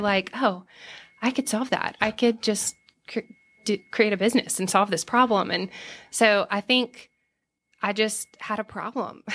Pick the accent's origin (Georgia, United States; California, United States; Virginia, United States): Georgia, United States; Savannah; moved away as an adult; also born or lived in Los Angeles / St. Louis; now in Johnson City, United States; I'm from Savannah